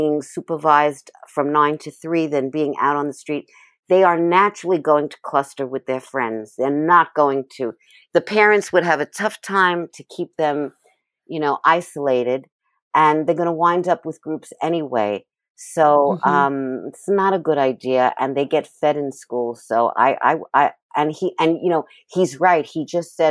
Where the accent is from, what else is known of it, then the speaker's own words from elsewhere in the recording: New York City, New York, United States; also born or lived in Manhattan; I grew up in Sheepshead Bay, Brooklyn, in an area near all the water in Brooklyn, Brighton Beach, Coney Island, in Sheepshead Bay, and I'm born and bred in Brooklyn